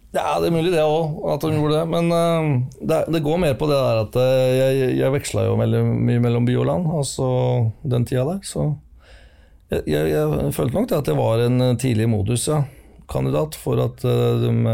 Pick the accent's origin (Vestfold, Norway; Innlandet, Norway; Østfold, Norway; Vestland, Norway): Innlandet, Norway; Finnskogen; Jo, jeg vokste opp på Finnskogen. Jeg var eh, to år gammel da vi flytta opp til Finnskogen